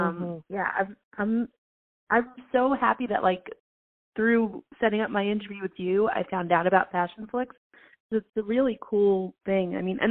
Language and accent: English; New York, United States; I'm from New York